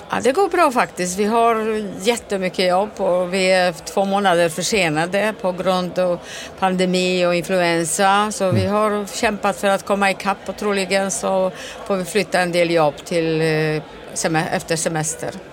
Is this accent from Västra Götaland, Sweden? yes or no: yes; Gothenburg, Västra Götaland, Sweden; jag kommer från Göteborg